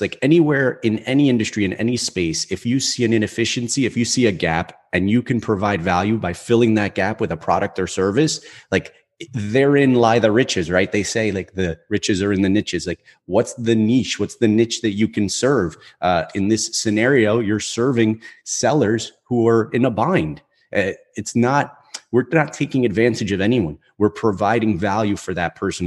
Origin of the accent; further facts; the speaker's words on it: Newark, New Jersey, United States; I grew up in in Newark, right? So it's it's a pretty densely populated city here in New Jersey